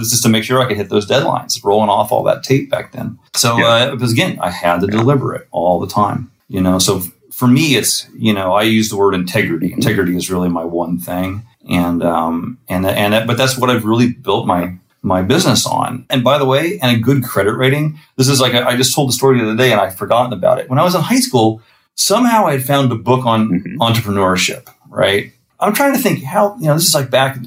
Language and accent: English; Missouri, United States; moved away as an adult; now in New York, United States; I'm from Missouri